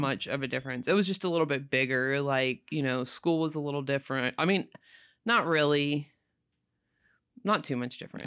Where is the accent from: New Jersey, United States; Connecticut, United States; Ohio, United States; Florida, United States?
Florida, United States; Panama City; also born or lived in Sopchoppy, Florida; I had lived in Panama City since I was, like, six